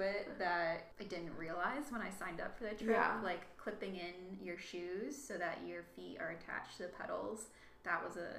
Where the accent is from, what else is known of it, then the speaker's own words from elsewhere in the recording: Charlottesville, Virginia, United States; moved away as an adult; also born or lived in New Orleans / Boston / Tampa, Florida; I also did a build day in Charlottesville, in my hometown, over one of my breaks